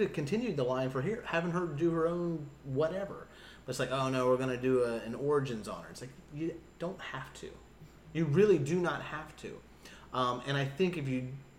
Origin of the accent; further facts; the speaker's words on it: Boston, Massachusetts, United States; I'm from Beantown. Like, you just hear that Bostonian just come out.